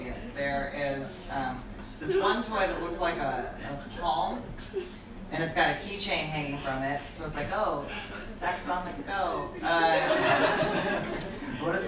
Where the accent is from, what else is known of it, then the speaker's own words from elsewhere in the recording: Bartonville, Illinois, United States; moved away; my hometown of Bartonville, Illinois